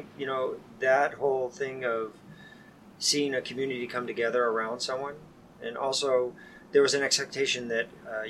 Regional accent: San Diego, California, United States; I grew up in San Diego. Was a child of somebody who was in the Navy, so we moved around a lot.

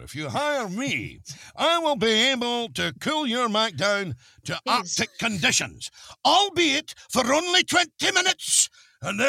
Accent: Scotland, United Kingdom; I'm a Scotsman

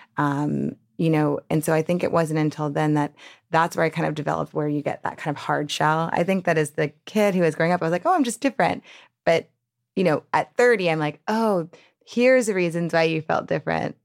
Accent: New Orleans, Louisiana, United States; I grew up in New Orleans

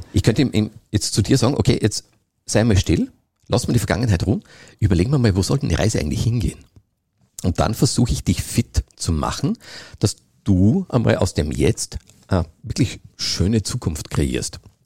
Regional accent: Austria; bei uns in Österreich

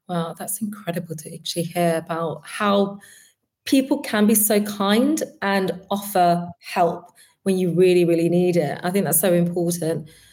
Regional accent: London, United Kingdom; born and bred in London

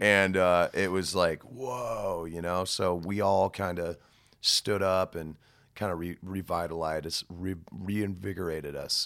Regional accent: United States; as an American

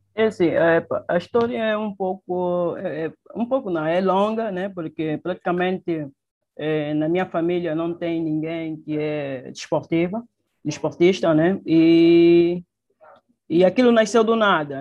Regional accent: Luanda, Luanda Province, Angola; Nasci em Luanda, praticamente no município do, da Ingombota, é, no, nos anos 92.

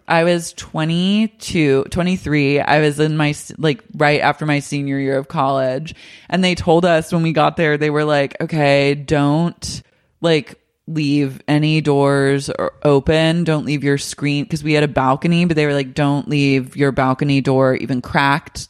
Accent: Oklahoma, United States; now in West Hollywood, United States; Growing up in Oklahoma

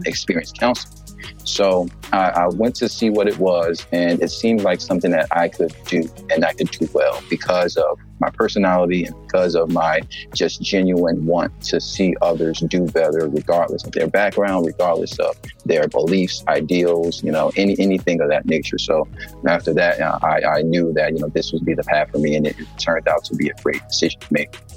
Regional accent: Philadelphia, Pennsylvania, United States; moved away; also born or lived in Georgia; Originally, my family is from South Carolina, but me, myself, my, my brothers, we were born and raised in Philadelphia, Pennsylvania.

